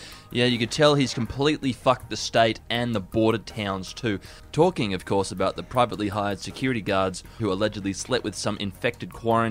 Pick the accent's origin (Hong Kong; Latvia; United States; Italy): Hong Kong; I know that when I was growing up in Hong Kong, we referred to them as potato pucks.